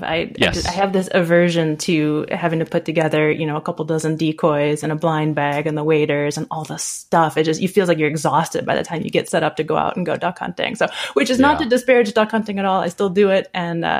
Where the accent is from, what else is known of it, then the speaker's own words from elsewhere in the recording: Michigan, United States; moved away as an adult; also born or lived in Northwest US; now in Northwest, United States; I'm a Midwest transplant here. I was born and raised in Michigan.